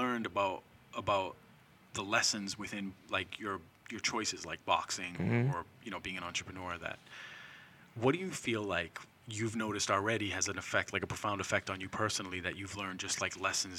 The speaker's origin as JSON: {"language": "English", "town": "Lynn", "region": "Massachusetts", "country": "United States", "tie": "born or raised there", "said": "I got a lot of friends who I grew up in Lynn with."}